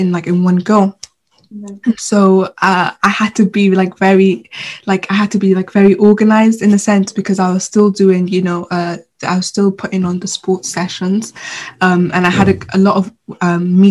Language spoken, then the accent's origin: English; Sudan; now in Swansea, United Kingdom; I'm originally from Sudan, so I went back home